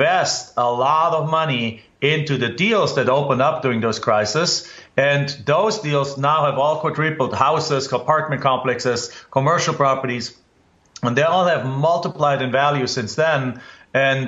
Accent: Germany; accent: German; English is a second language; moved away as an adult; now in United States; in my home country in Germany, I grew up without any relation to real estate

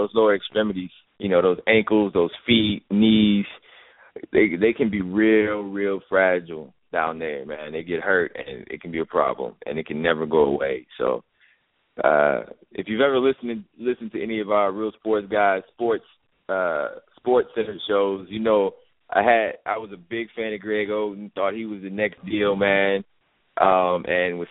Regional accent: Chicago, Illinois, United States; I grew up in Chicago, but I grew up in Chicago during the Jordan era

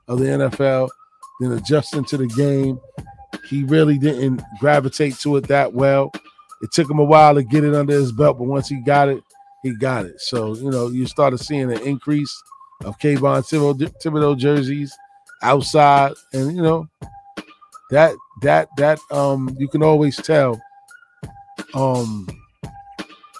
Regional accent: New York, United States; I'm a New Yorker

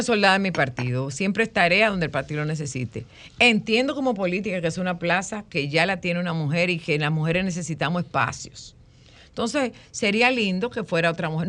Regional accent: Dominican Republic; moved away as an adult; now in Miami, United States; En mi pueblo, en Monte de las Aguas

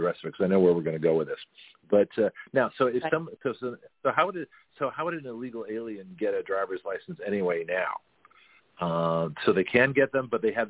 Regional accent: Canada; now in United States; I was born in Canada. I was a Canadian citizen.

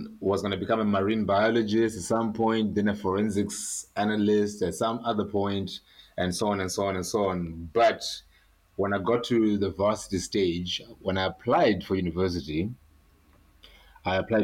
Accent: Harare, Zimbabwe; I'm from Zimbabwe. I grew up in Harare, so I'm a Shona speaker

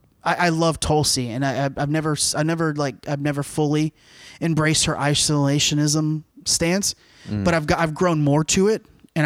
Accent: Cuba; Like Cubans, we're good people, but you know.

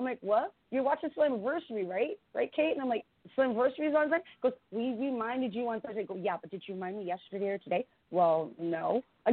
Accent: Canada; I'm Canadian.

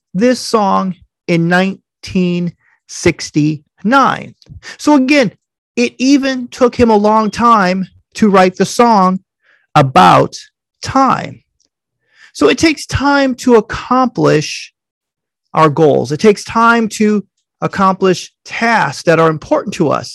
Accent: Illinois, United States; when I grew up in Illinois, my zip code was 60411

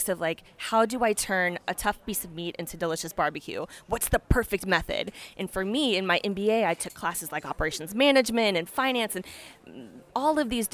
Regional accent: Texas, United States; moved away as an adult; also born or lived in Chicago; now in France; as a Texan

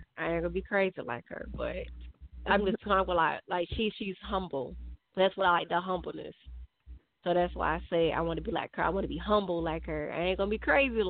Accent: Augusta, Georgia, United States; I'm from Augusta.

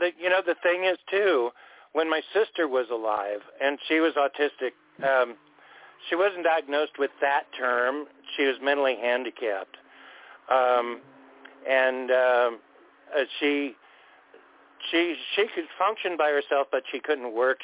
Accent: Orange County, California, United States; moved away as an adult; also born or lived in Anaheim; I grew up in Orange County all of my life before I moved up here in 95

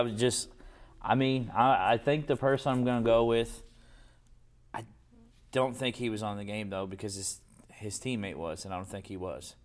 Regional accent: Louisville, Kentucky, United States; we played on concrete because we grew up in Portland.

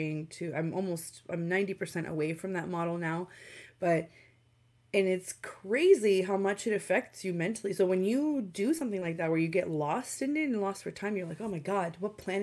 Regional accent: Romania; now in Canada; I am from Romania, so I wanted to go back and visit my grandma again

